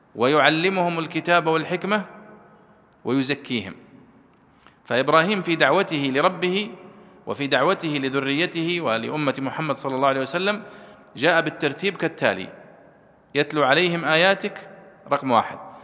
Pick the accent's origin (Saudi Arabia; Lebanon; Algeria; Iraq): Saudi Arabia; عندنا في السعودية